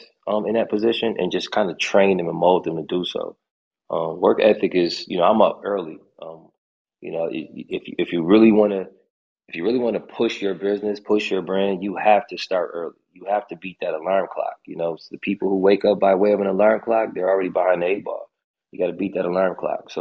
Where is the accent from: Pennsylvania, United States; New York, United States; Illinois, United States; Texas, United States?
New York, United States; Buffalo; I'm from Buffalo